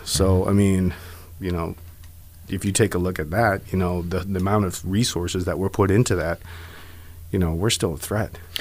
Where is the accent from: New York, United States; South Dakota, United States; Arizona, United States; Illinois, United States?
Arizona, United States; Black Mesa; I'm actually from the Navajo Reservation, Black Mesa specifically.